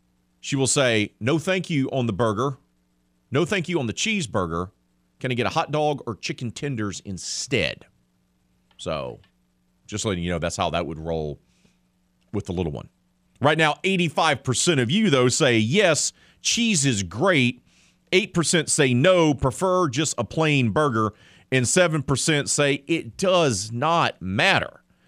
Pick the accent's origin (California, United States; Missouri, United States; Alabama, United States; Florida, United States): Alabama, United States; Mobile; yes, sir. I'm from Mobile, where Crystal was very big as well.